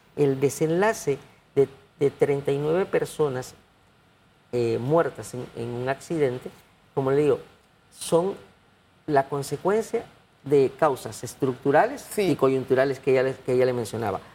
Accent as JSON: {"language": "Spanish", "country": "Panama", "said": "como panameño"}